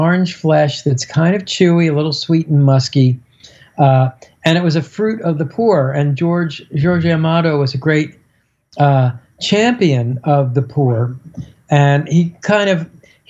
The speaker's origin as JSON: {"language": "English", "town": "Miami", "region": "Florida", "country": "United States", "said": "I'm from Miami"}